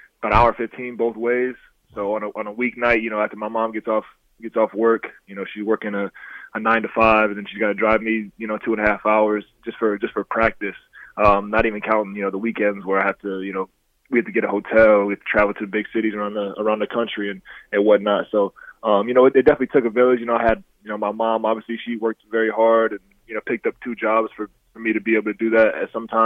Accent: Dixon, United States; I grew up in Dixon

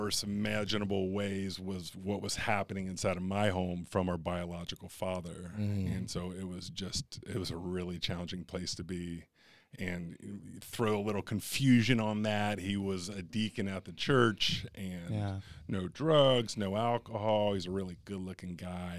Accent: Kentucky, United States; also born or lived in Cincinnati, Ohio; So Cincinnati, right across the river is Kentucky. So I actually grew up in Kentucky.

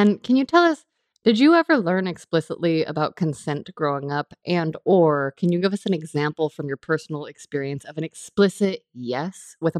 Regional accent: California, United States; I grew up in California

